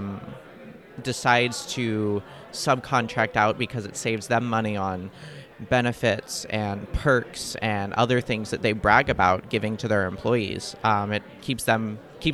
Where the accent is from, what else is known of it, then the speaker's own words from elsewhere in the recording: Kansas City, Missouri, United States; I'm also from Kansas City, Missouri